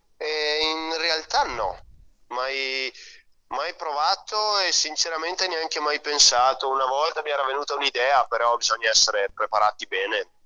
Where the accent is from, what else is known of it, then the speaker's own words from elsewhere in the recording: Soave, Veneto, Italy; also born or lived in San Giovanni Ilarione; io sono nato a Soave, che è vicino, è a un quarto d'ora da San Giovanni.